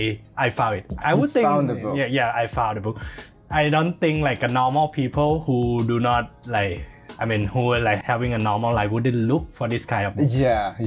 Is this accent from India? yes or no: no; Thailand; moved away as an adult; now in Shanghai, China; I'm from Thailand. Yeah. And I have been here in China, in Shanghai, for almost 1 year now.